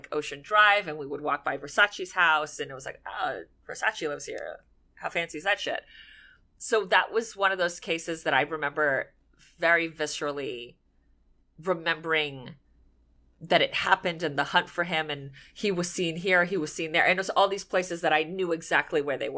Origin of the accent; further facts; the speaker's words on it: Miami Beach, Florida, United States; it was happening in my hometown